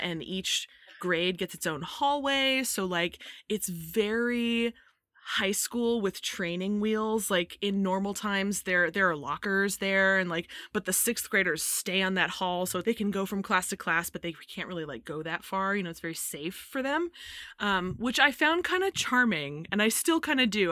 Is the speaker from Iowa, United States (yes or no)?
no; Modesto, California, United States; now in Virginia, United States; I grew up in Modesto, California